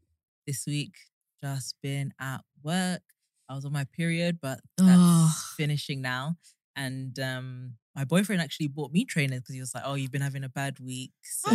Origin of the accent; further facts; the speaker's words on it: London, United Kingdom; moved away as an adult; now in Newcastle, United Kingdom; But I was born and raised South London.